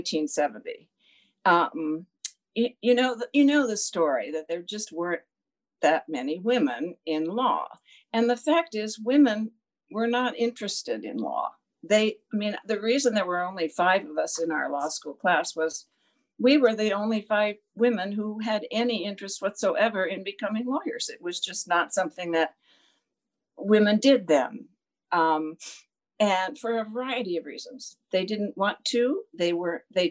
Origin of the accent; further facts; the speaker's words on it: California, United States; I grew up in California